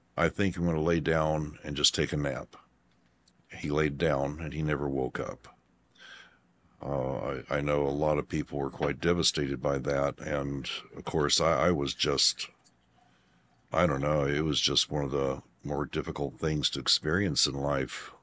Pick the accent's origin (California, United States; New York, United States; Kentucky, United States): Kentucky, United States; also born or lived in Aurora, Colorado; we moved Kentucky from Aurora, Colorado